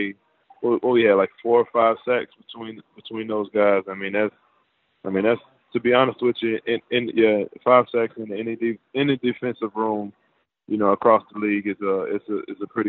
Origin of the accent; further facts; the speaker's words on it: Atlanta, Georgia, United States; also born or lived in Virginia; I grew up in Atlanta